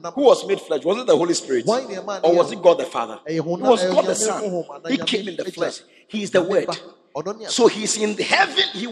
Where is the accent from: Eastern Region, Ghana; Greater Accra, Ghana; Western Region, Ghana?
Greater Accra, Ghana; Accra; I'm from Gbese. And it's natural with us. As for fighting, that's where all the good boxers come from, my hometown.